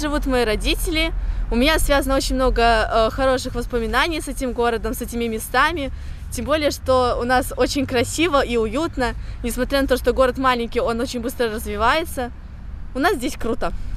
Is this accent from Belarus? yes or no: yes; Postavy, Vitebsk Region, Belarus; это моя малая родина. Я здесь родилась, соответственно, живу с самого рождения